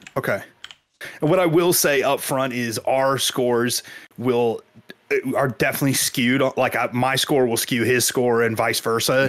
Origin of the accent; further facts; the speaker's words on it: Kansas, United States; I grew up in Kansas